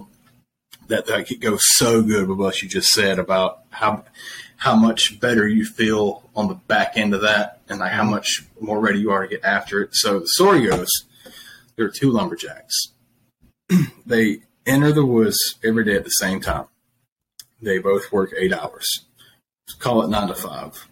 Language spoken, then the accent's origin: English; Flat Creek, South Carolina, United States; I grew up in Flat Creek, South Carolina